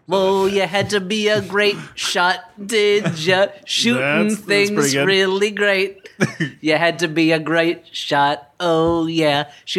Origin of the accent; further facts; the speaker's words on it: New Jersey, United States; I grew up in New Jersey.